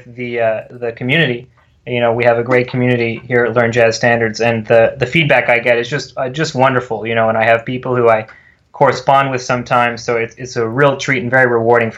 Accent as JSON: {"language": "English", "region": "California", "country": "United States", "tie": "born or raised there", "moved": "yes", "said": "I'm from California originally. I grew up there"}